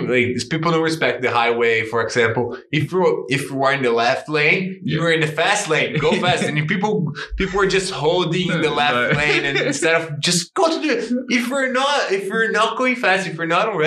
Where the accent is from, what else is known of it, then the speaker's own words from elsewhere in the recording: Coquitlam, British Columbia, Canada; man, I come from Coquitlam, so I get the highway every day